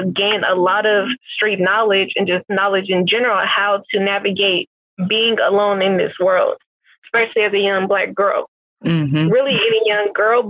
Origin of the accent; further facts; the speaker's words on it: Richmond, California, United States; I was commuting from Richmond to San Leandro at one point to go to school